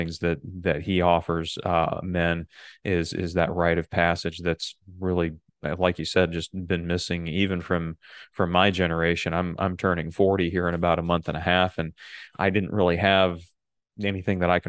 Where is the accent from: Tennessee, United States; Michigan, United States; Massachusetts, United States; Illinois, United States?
Michigan, United States; I'm growing up in Michigan